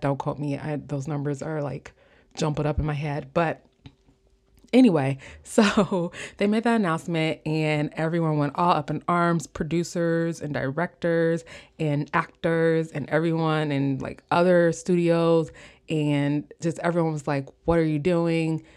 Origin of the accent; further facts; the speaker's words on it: Midwest, United States; accent: Midwestern; my Midwestern accent